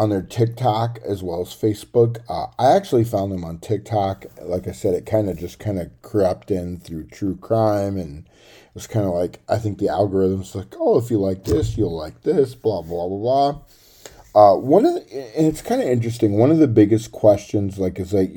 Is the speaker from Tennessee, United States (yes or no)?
yes; Tennessee, United States; where I grew up in Tennessee